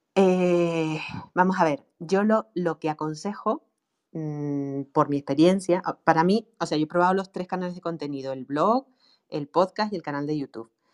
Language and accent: Spanish; Canary Islands, Spain; accent: Canarian; yo tengo un acento canario tremendo